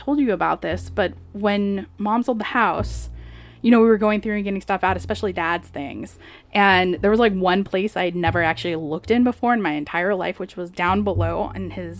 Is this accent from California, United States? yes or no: yes; Orange County, California, United States; I grew up, and I grew up in Orange County, so it's like right mm-hmm. there in LA, near home.